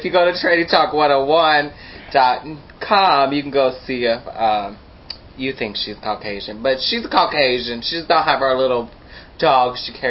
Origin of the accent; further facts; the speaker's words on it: Texas, United States; I'm from Texas